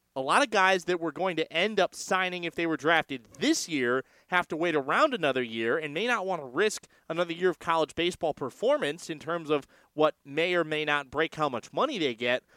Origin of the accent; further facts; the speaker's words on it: San Francisco, California, United States; also born or lived in Chicago; I'm from San Francisco